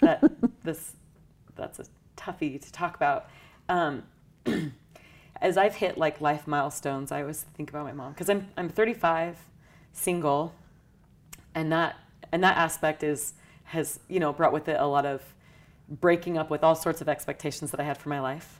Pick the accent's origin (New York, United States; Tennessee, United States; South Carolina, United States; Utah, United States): Utah, United States; St. George; I grew up in Southern Utah in Saint George.